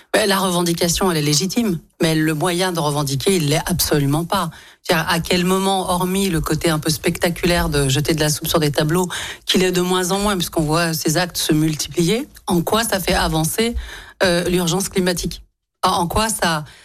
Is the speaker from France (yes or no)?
yes; Lyon, Auvergne-Rhône-Alpes, France; je suis née à Lyon, j'ai grandi à Lyon, j'y ai travaillé, étudié, fondé ma famille